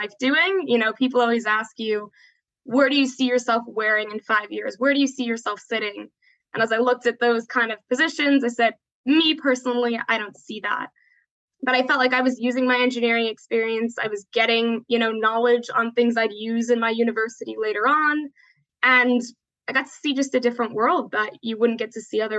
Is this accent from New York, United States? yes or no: yes; New York, United States; moved away as an adult; now in Atlanta, United States; I'm from New York originally, moved to Georgia to come to school.